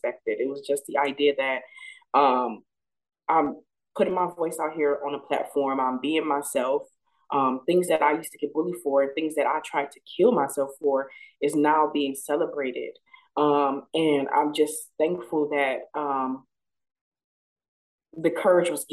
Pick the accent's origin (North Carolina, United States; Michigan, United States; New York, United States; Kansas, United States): Michigan, United States; Flint; my childhood, growing up in Flint, Michigan, in the hood